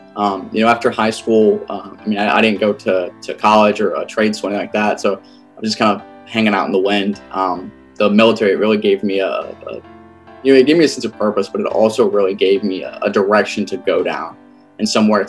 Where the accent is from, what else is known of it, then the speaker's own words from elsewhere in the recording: South Carolina, United States; South Carolina.